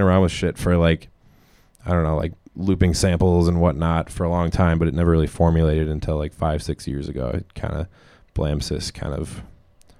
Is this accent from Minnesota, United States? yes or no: yes; Minneapolis, Minnesota, United States; I grew up in Minneapolis over south